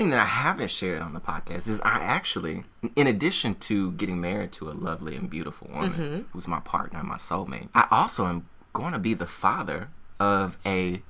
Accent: Memphis, Tennessee, United States; I'm from Memphis, Tennessee.

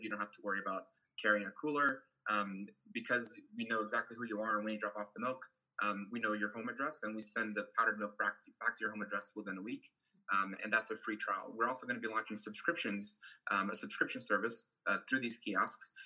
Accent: Brazil; now in United States; I'm originally from Brazil, where we have a huge breastfeeding support culture

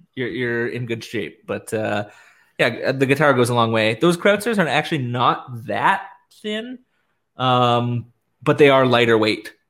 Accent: Canada; nice Canadian gentlemen

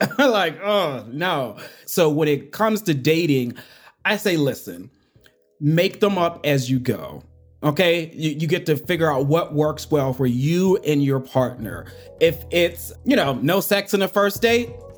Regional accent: Pittsburgh, Pennsylvania, United States; now in Atlanta, United States; I'm from Pittsburgh, Pennsylvania, but I actually live in Atlanta, Georgia, with my husband and our two nephews.

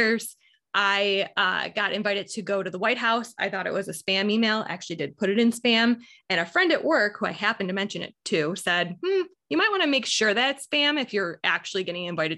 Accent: Buffalo, New York, United States; I am born and raised in Buffalo, New York. I still live here

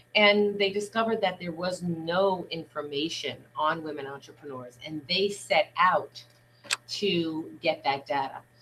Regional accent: New York City, New York, United States; I grew up in Brooklyn, New York

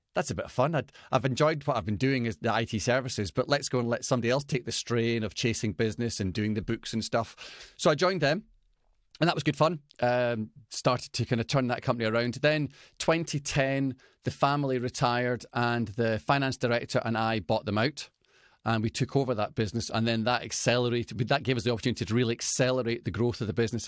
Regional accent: Scotland, United Kingdom; I'm Scottish

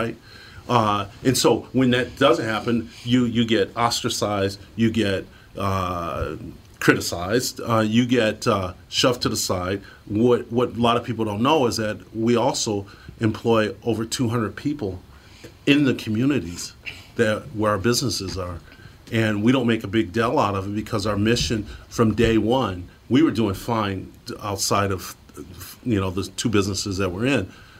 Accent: Detroit, Michigan, United States; I grew up poor in Detroit.

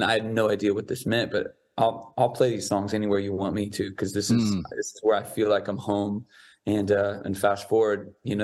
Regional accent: San Diego, California, United States; I grew up in San Diego

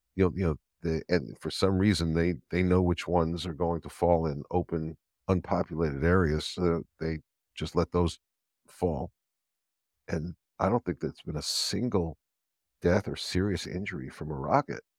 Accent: Los Angeles, California, United States; now in Israel; I was born in Los Angeles, of the old Cedars of Lebanon Hospital

